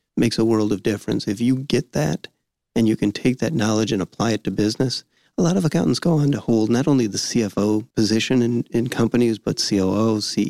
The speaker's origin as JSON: {"language": "English", "town": "Southfield", "region": "Michigan", "country": "United States", "tie": "born or raised there", "also_born_or_lived": "Novi, Michigan", "said": "I grew up in Southfield, Michigan. I'm a hometown guy."}